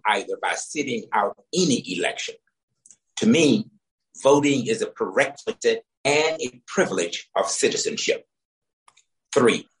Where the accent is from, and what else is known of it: Deep South, United States; born or raised there